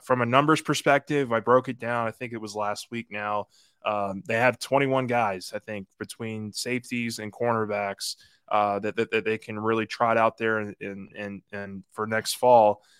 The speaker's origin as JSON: {"language": "English", "town": "Metairie", "region": "Louisiana", "country": "United States", "tie": "born or raised there", "said": "Metairie, which is my, my hometown, my neck of the woods."}